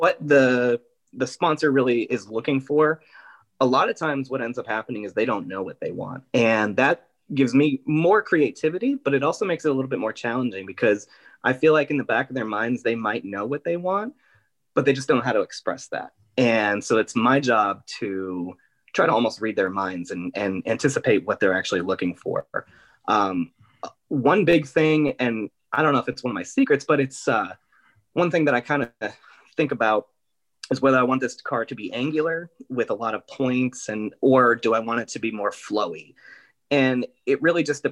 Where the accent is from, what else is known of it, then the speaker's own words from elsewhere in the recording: Scranton, Pennsylvania, United States; also born or lived in Philadelphia; I'm originally from Scranton.